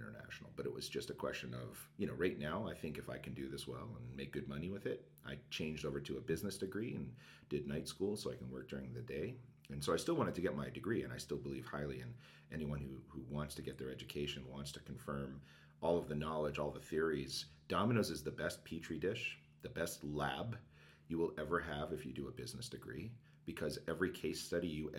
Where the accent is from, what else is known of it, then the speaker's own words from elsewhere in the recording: Canada; also born or lived in Montreal; I'm Canadian